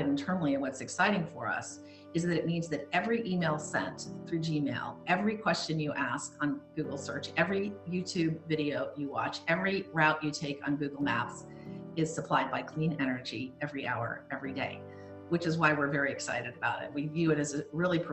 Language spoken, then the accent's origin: English; Palo Alto, California, United States; Palo Alto, when I was growing up, was dominated by Stanford then, as it is now